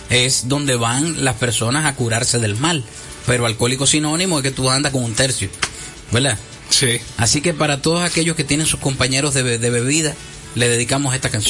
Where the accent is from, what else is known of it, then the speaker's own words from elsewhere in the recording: San Francisco de Macorís, Duarte, Dominican Republic; Yo nací en San Francisco de Macorís.